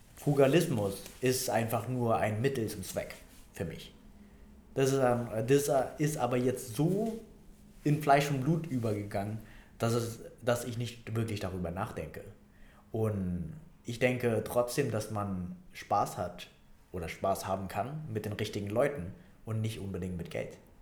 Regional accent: Vietnam; now in Germany; Vietnam. Ne? Da komme ich her

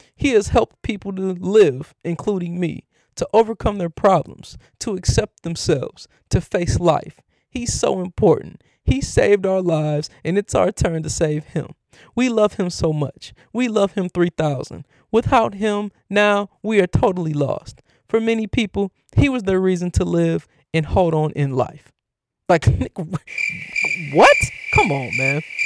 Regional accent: Cleveland, Ohio, United States; my hometown team, the Cleveland Cavaliers

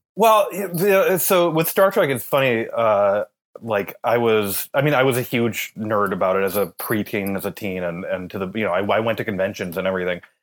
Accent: Minnesota, United States; I'm from Minnesota

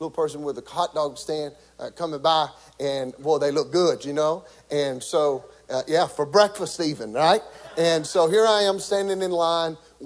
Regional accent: Beaver Dam, Kentucky, United States; accent: country; growing up in Beaver Dam, Kentucky, we didn't have very many TV stations

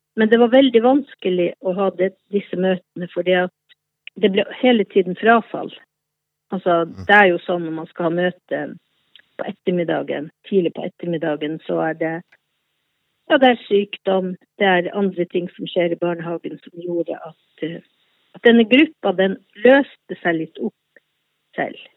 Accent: Båtsfjord, Finnmark, Norway; moved away as an adult; now in Oslo, Norway; Jeg er fra Båtsfjord i Øst-Finnmark

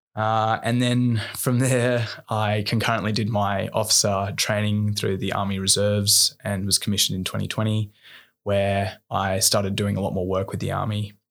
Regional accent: Bowral, New South Wales, Australia; also born or lived in Wollongong; I grew up in Bowerell, an hour and a half south of Sydney.

